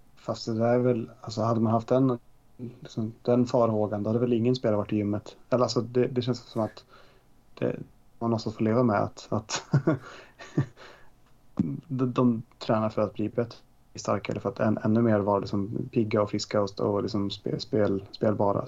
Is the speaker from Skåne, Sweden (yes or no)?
yes; Skåne, Sweden; accent: Scanian (skånska); min skånska är ganska bra ändå